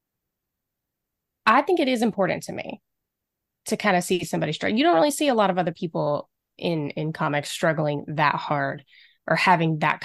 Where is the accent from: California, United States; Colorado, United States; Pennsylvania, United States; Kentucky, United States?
Kentucky, United States; I'm a Kentucky girl. I was raised in the Bible Belt.